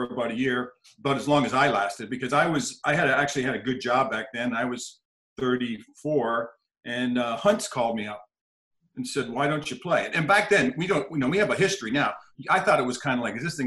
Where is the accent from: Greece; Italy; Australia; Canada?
Canada; I grew up in Canada